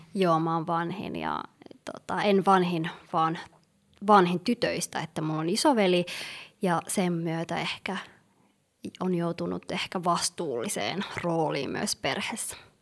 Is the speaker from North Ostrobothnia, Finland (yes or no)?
no; Helsinki, Uusimaa, Finland; born or raised there; also born or lived in Somalia / Yemen